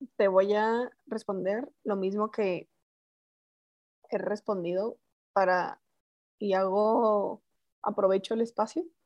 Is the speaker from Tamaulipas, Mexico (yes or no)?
no; Chihuahua, Mexico; moved away as an adult; now in Mexico City, Mexico; yo soy de Chihuahua, llego a Ciudad de México el 22 de julio del 2013